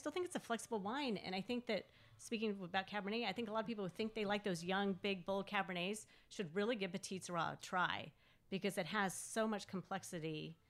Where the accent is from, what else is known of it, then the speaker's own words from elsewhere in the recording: Northern California wine country, United States; growing up around here